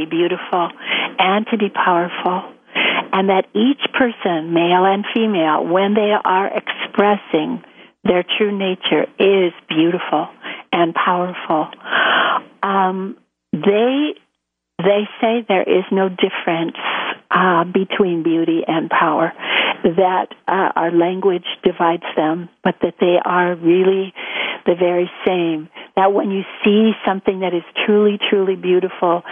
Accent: United States; being an American

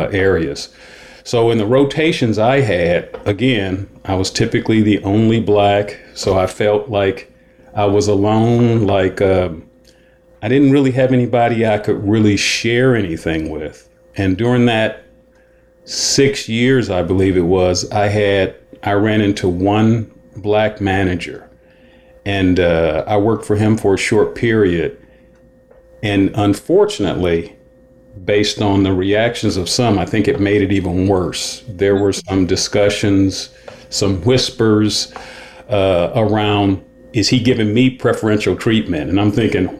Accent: Cleveland, Ohio, United States; I grew up in Cleveland

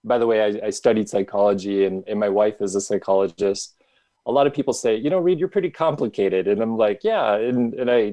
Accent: Midwest, United States; I grew up in the Midwest

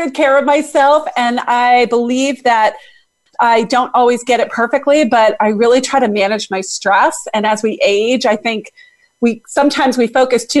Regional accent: Boston, Massachusetts, United States; I am from Boston, Massachusetts.

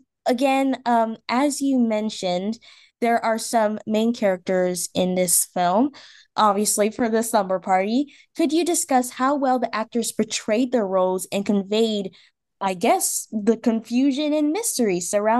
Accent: Washington, District of Columbia, United States

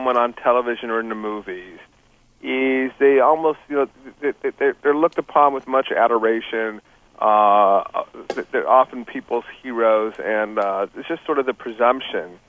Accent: Los Angeles, California, United States; also born or lived in New York; I grew up in Los Angeles, I went to college and law school in New York

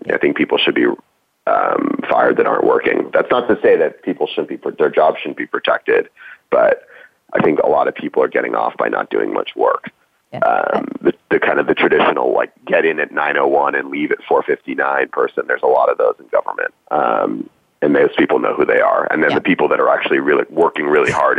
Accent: East Coast, United States; also born or lived in New York City; I grew up on the East Coast

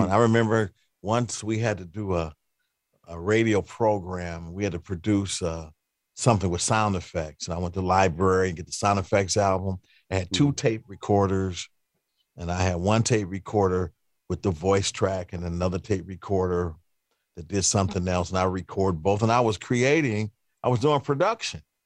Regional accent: Cleveland, Ohio, United States; I'm from Cleveland, Cleveland, mm-hmm. Ohio. So uh, growing up in Cleveland

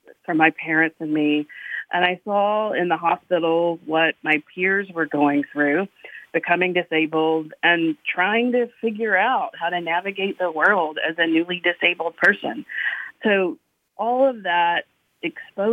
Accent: Eastern North Carolina, United States; I grew up in Eastern North Carolina. I was born and raised there

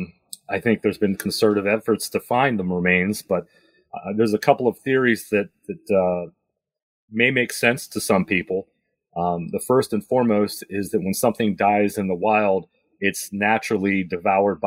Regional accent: Pennsylvania, United States; in Pennsylvania, my home state here

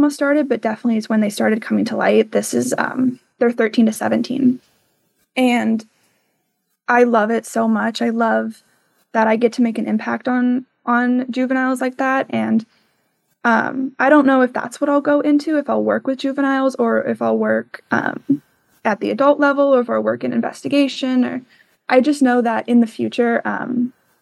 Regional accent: Tucson, Arizona, United States; moved away as an adult; when I'm back home, I'm originally from Tucson

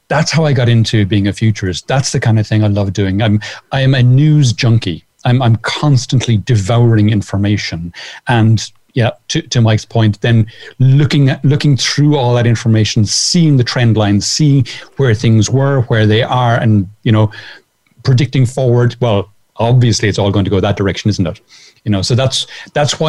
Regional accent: Ireland; also born or lived in south of Spain; now in Spain; I'm an Irish guy living in the south of Spain

